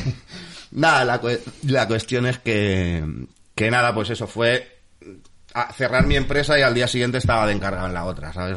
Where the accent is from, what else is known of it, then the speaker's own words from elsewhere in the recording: el Puerto, Valencian Community, Spain; Yo soy del puerto de toda la vida. Lo que pasa que yo nazco aquí, realmente nací en Valencia eh, mm, mis primeros años los viví en la calle Segorbe número 69